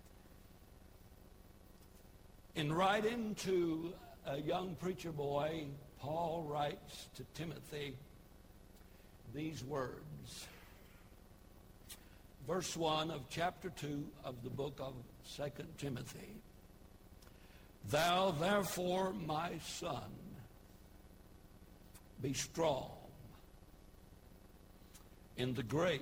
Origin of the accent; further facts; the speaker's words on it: United States; I'm an American